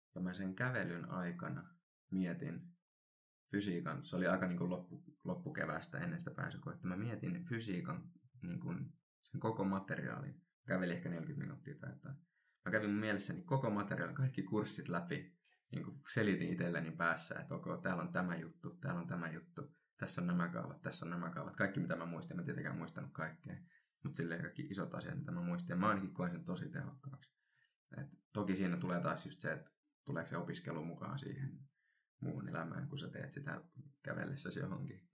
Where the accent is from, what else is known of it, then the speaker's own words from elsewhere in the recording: Helsinki, Uusimaa, Finland; moved away as an adult; now in Kuopio, Finland; Mä oon Helsingistä kotoisin